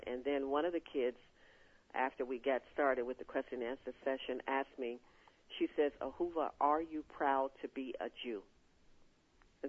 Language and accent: English; Chicago, Illinois, United States; we were born and raised in Chicago